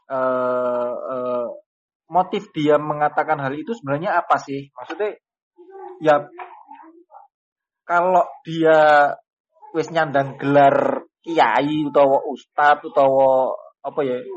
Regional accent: Banyuwangi, East Java, Indonesia; saya kemarin di Surabaya pun lama di Surabaya orang juga lumayan segan juga ketika saya mengatakan saya orang Banyuwangi lumayan segan juga mereka.

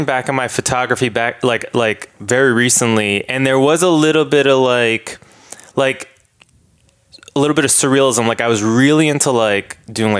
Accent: Boston, Massachusetts, United States; moved away as an adult; also born or lived in Dedham, Massachusetts / New York; now in Los Angeles, United States; I was born and raised, I grew up in Boston, Massachusetts, and then in a town called Dedham

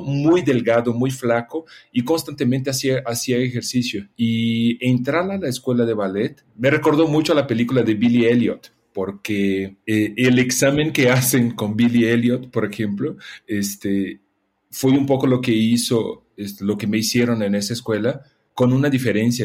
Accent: Brazil; now in Mexico; yo nací en Brasil

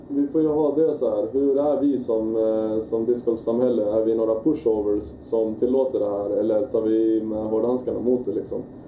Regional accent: Västerås, Västmanland, Sweden; also born or lived in Oslo, Norway; Jag är uppvuxen i Västerås

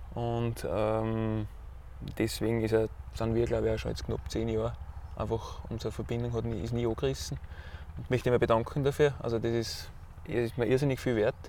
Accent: Weißenbach, Styria, Austria; Kurfstein, wie wir da sagen, bei uns in Weißenbach bei Haus

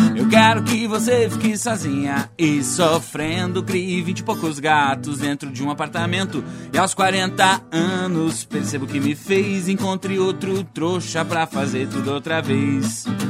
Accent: Gravataí, Rio Grande do Sul, Brazil; now in Cachoeirinha, Brazil; Gravataí, que é a minha terra, né, cara? sou da região metropolitana

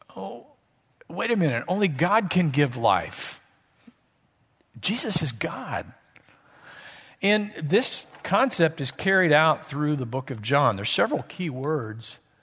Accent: Southwest Missouri, United States; I grew up in Southwest Missouri, as we call it, Missouri

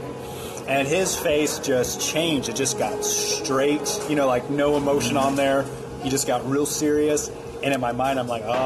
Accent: East Coast, United States; moved away; also born or lived in Maryland / North Carolina; I grew up on the East Coast

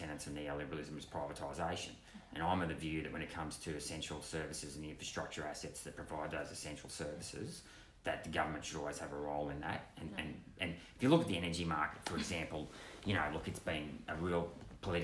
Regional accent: Chinchilla, Queensland, Australia; I worked in jobs since I've basically been 12 years old at my hometown of Chinchilla

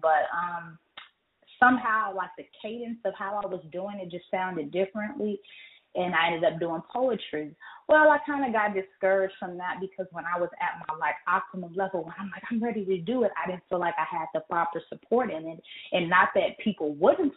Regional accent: Pasadena, California, United States; also born or lived in Pine Bluff, Arkansas; now in Atlanta, United States; I am originally from Pasadena, California. I later moved to Pine Bluff, Arkansas, and now I reside in Atlanta, Georgia

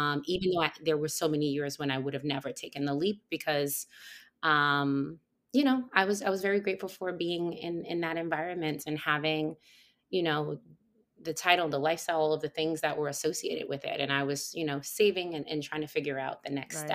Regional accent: New York, United States; I'm a New Yorker

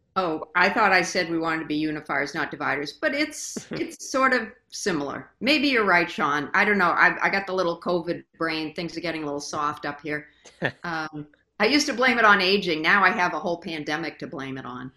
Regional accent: Brockton, Massachusetts, United States; now in Greenwich, United States; I'm originally from Brockton, Mass

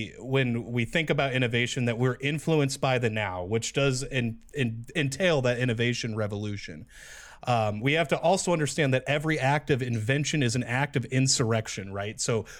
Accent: East Palo Alto, California, United States; Jeremy and I, we're from East Palo Alto, California

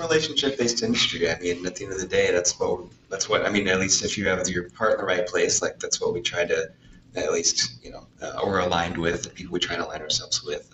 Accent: Corvallis, Oregon, United States; I grew up in Corvallis

